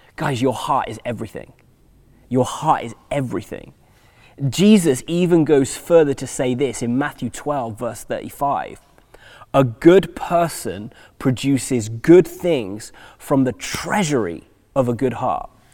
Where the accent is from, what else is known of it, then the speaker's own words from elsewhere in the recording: England, United Kingdom; moved away as an adult; also born or lived in United States; we're English